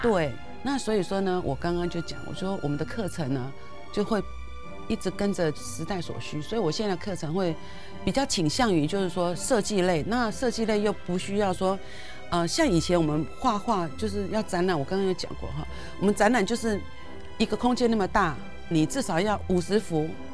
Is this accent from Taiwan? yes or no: yes; Taipei, Taiwan; 我是台北人嘛， 我是迪化街那， 那， 那边， 我妈妈是迪，迪化街那边人